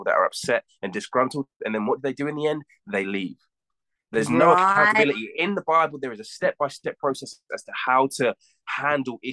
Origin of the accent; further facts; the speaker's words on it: United States; moved away; When I grew up in the States